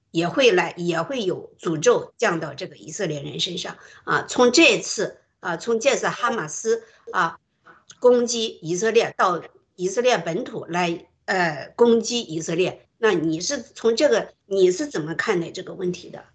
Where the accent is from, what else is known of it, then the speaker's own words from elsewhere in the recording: Shandong, China; 我是山东人